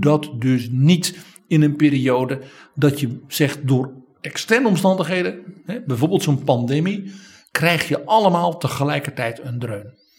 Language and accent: Dutch; Netherlands